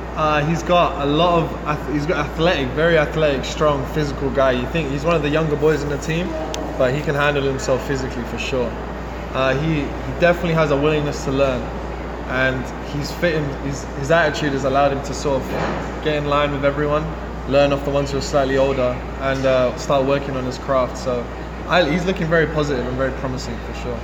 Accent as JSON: {"language": "English", "region": "London", "country": "United Kingdom", "tie": "born or raised there", "moved": "as an adult", "lives_now": "Louisville, United States", "said": "I'm born and raised in England, London, but my dad's parentage from Jamaica and my mom's actually from Italy."}